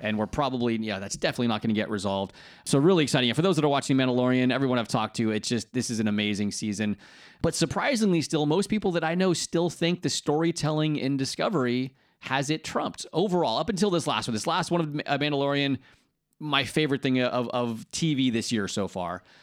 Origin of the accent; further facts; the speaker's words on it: United States; now in United Kingdom; as an American